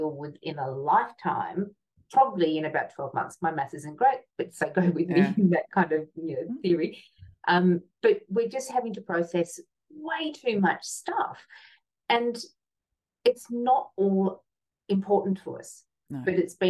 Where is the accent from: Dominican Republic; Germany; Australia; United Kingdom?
Australia; Hobart, Tasmania; I grew up in Hobart, and it was kind of like a country town in the 70s.